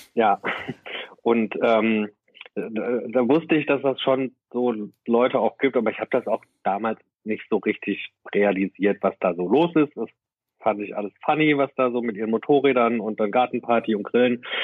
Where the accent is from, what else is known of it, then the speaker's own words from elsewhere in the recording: Herne, North Rhine-Westphalia, Germany; now in Berlin, Germany; Ich komme halt aus Banner Eickel, das ist eine Stadt im Ruhrgebiet